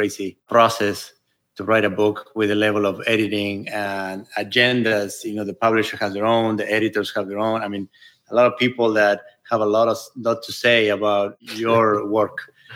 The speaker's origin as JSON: {"language": "English", "region": "Buenos Aires", "country": "Argentina", "tie": "born or raised there", "moved": "as an adult", "lives_now": "California, United States", "said": "I grew up in Buenos Aires"}